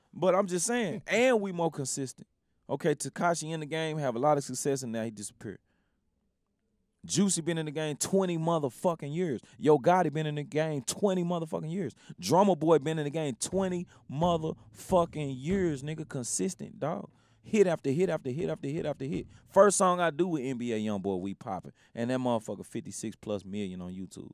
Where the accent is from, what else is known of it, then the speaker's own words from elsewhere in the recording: Memphis, Tennessee, United States; coming from Memphis, like, you gotta under, you gotta understand, like, I grew up around …